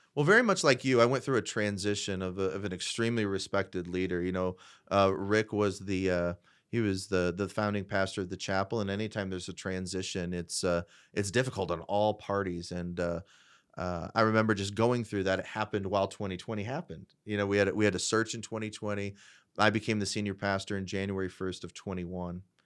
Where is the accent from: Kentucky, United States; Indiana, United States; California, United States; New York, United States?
Indiana, United States; Fort Wayne; I, I, predominantly grew up in Fort Wayne, uh, in the Fort Wayne area.